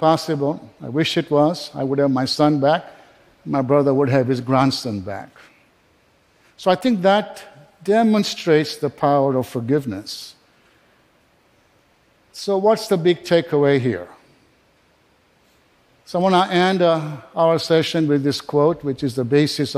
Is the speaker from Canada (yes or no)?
no; Kenya; also born or lived in England; now in United States; I was born in Kenya, I was educated in England